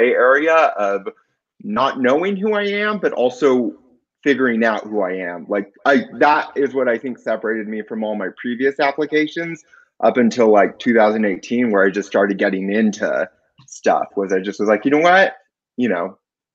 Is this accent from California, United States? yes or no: yes; Southern California, United States; also born or lived in Miami; I'm from SoCal, Long Beach, Norwalk, Southgate is where I grew up